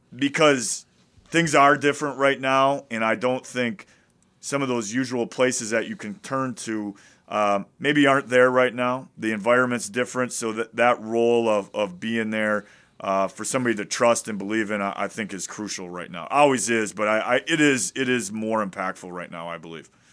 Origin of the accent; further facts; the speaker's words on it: Wisconsin, United States; I'm from Wisconsin